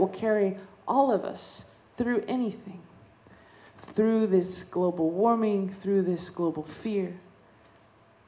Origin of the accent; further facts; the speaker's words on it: Dene Nation, American Southwest, United States; I come from the Dene Nation. We come from the desert, you know. We're desert people